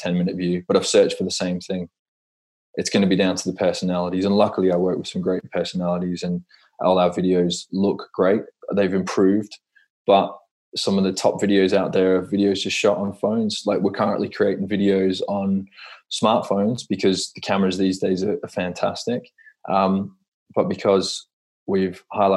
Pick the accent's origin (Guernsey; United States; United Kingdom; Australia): Australia; Perth, Western Australia; growing up in Perth in Australia, I used to go to the Perth Rally all the time